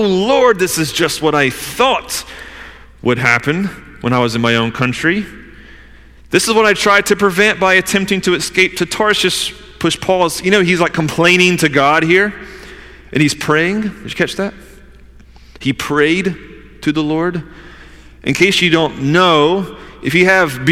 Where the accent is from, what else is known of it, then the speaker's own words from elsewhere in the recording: the South, United States; I'm from the South